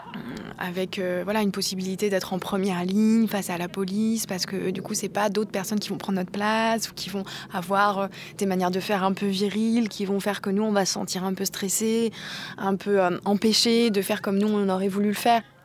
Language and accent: French; Cotentin, Normandy, France; je viens du Cotentin